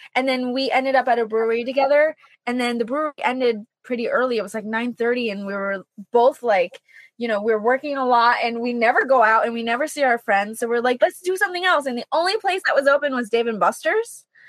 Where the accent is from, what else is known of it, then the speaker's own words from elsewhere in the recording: East Hartford, Connecticut, United States; moved away as an adult; I'm from East mm-hmm. Hartford